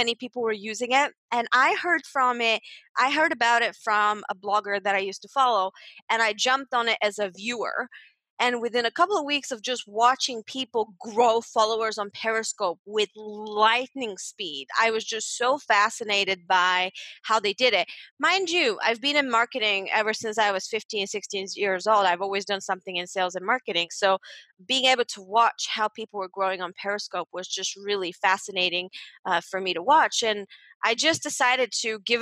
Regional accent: Bulgaria; moved away as an adult; also born or lived in United Kingdom; now in Malta; Growing up in Bulgaria, my big dream was to become a lawyer

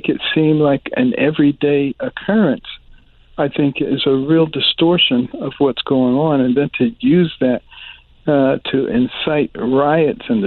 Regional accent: Detroit, Michigan, United States; also born or lived in Boston, Massachusetts / New Haven, Connecticut / Ann Arbor, Michigan / Baltimore, Maryland; I grew up in Detroit and in Boston, you know, late 50s and the 60s.

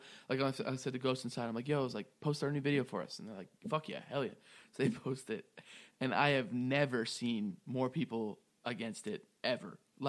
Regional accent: Raleigh, North Carolina, United States; I'm from Raleigh. I'm going to be there on February 3rd.

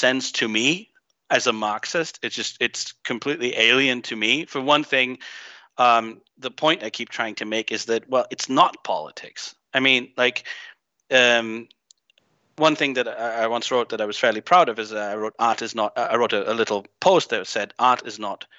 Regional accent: Greece; moved away as an adult; also born or lived in Germany; I grew up in Greece. I'm half Greek. I have another bizarre accent to add to your collection of weird accents on your show, but I grew up here

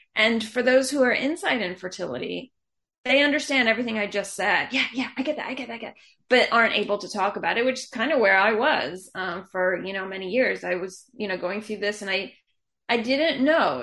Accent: Atlanta, Georgia, United States; moved away as an adult; also born or lived in Israel; I grew up in Atlanta

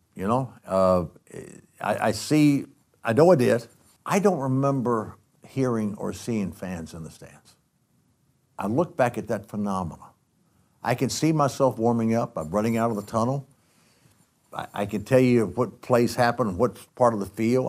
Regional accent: Athens, Georgia, United States; I grew up in Athens, Georgia

